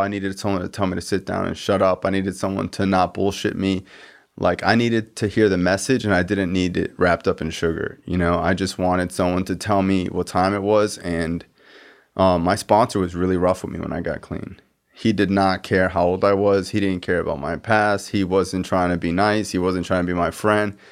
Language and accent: English; Miramar / Cooper City area, Florida, United States; we're from the same area